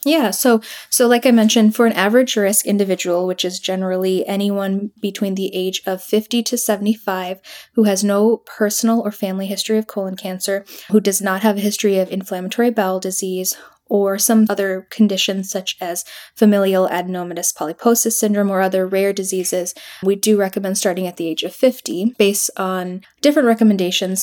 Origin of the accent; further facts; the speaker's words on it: Aurora, Illinois, United States; I grew up in Aurora